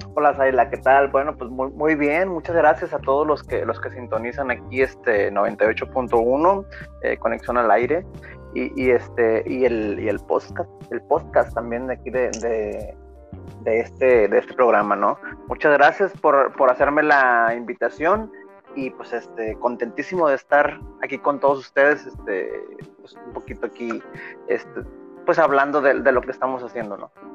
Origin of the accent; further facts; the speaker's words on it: Manzanillo, Colima, Mexico; moved away as an adult; also born or lived in northern Mexico; soy nacido en Manzanillo, Colima, orgullosamente colimense